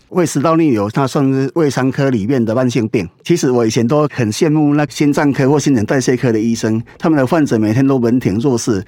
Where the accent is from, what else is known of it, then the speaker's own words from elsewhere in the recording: Taiwan; 我们台湾人